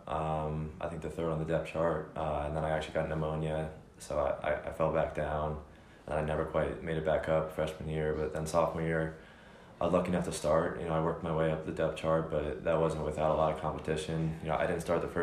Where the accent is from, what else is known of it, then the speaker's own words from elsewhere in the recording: New Jersey, United States; I had Rutgers, they were my home state, hometown offer